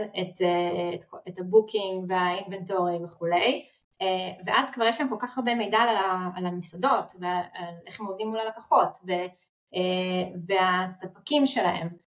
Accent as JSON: {"language": "Hebrew", "country": "Israel", "said": "אנחנו ישראלים"}